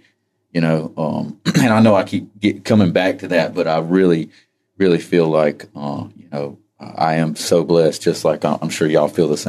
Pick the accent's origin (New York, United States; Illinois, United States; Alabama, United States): Alabama, United States; Poarch; I was born and raised right here in Poarch, right here on the reservation.